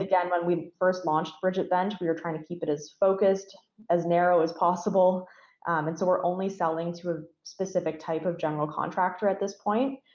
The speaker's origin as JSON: {"language": "English", "town": "Stratford", "region": "Ontario", "country": "Canada", "tie": "born or raised there", "said": "growing up in Stratford, I was very involved in the arts community there, um, still am"}